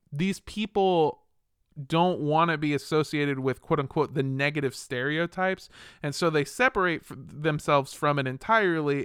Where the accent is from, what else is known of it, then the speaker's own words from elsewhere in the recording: California, United States; I grew up in California too